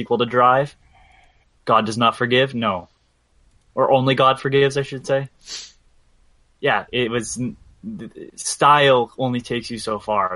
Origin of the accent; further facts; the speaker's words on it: Canada; as a Canadian